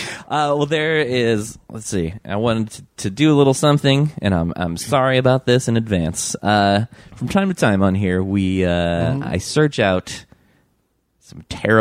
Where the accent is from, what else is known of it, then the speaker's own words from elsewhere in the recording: Michigan, United States; moved away; also born or lived in Virginia; I grew up in Michigan, but then also I spent a lot of time in Virginia.